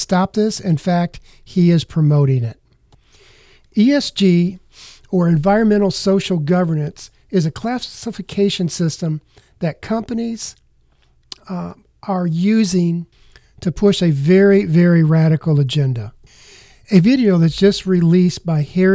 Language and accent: English; United States; as American consumers